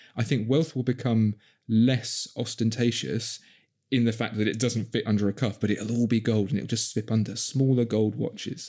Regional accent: London, United Kingdom; accent: Cockney; born and bred in Southeast London

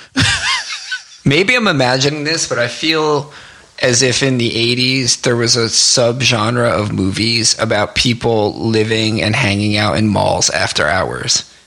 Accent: New Jersey, United States; growing up in New Jersey

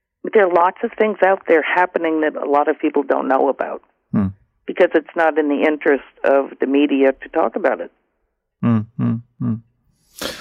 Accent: Vermont, United States; There's a 350 Vermont in my home state that I participate

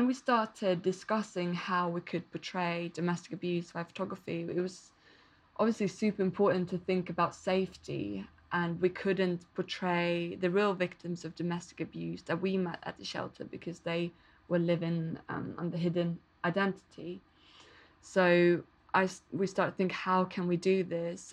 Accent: Malmö, Skåne, Sweden; I started to work with different feminist organisations in Malmo, my hometown

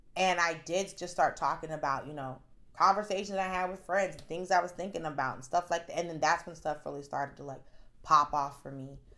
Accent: Atlanta, Georgia, United States; I'm from Atlanta.

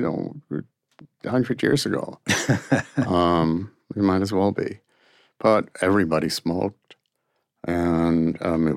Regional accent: New York City, New York, United States; I'm from Brooklyn

